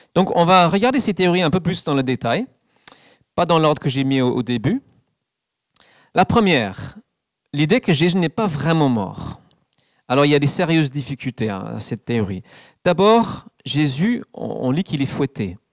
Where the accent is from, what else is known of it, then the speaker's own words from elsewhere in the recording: England, United Kingdom; French is a second language; moved away; dans mon pays natal, l'Angleterre